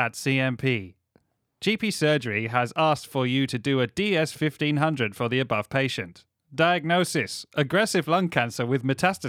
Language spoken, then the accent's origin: English; Scotland, United Kingdom; now in Doncaster, United Kingdom; I don't know why I'm Scottish, I just moved to Doncaster.